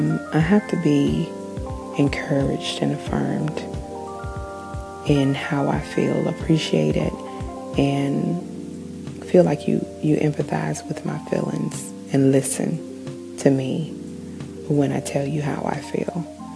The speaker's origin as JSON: {"language": "English", "country": "New Zealand", "said": "I am Kiwi."}